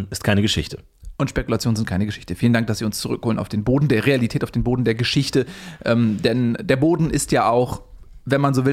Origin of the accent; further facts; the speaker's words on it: Switzerland; born there; Pläuschli, wie wir in der Schweiz sagen. Ich bin der gebürtige Schweizer, Pläuschli.